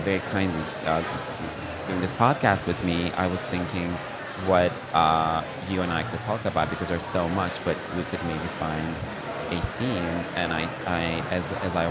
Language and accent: English; Turkey; now in New York, United States; me being Turkish